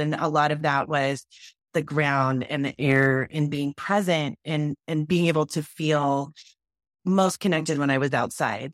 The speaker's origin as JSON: {"language": "English", "region": "Wyoming", "country": "United States", "tie": "born or raised there", "said": "a brown girl growing up in Wyoming in a ranching community"}